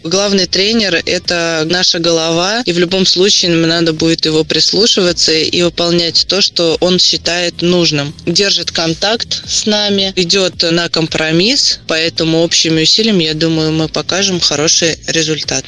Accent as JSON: {"language": "Russian", "town": "Samara", "region": "Samara Oblast", "country": "Russia", "tie": "born or raised there", "said": "Самара – это мой родной город"}